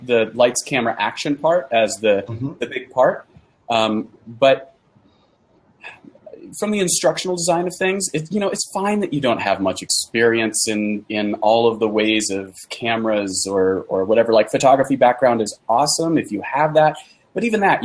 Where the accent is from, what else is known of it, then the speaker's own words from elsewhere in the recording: San Francisco Bay Area, California, United States; now in Utah, United States; I'm from the San Francisco Bay Area